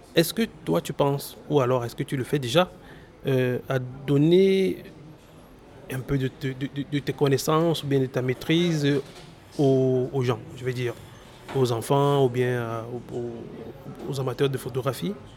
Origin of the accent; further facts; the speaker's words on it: Cameroon; chez nous au Cameroun